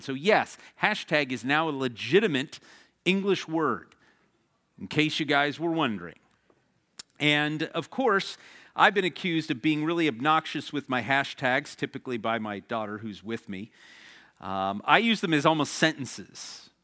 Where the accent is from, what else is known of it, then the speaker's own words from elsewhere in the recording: the Midwest, outside of Chicago, Illinois, United States; now in Arizona, United States; I grew up in the Midwest, outside of Chicago